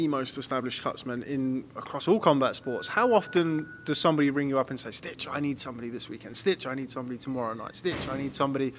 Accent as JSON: {"language": "English", "country": "United Kingdom", "said": "as a British boxing fan"}